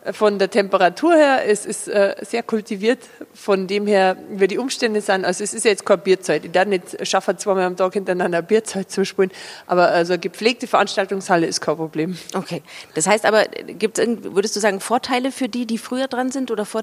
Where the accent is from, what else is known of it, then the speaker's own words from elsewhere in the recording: Überacker, Bavaria, Germany; Also in, in Überacker, wo ich aufgewachsen bin, da reden die anderen aber auch so wie ich. Also ich habe mir den Dialekt nicht ausgedacht.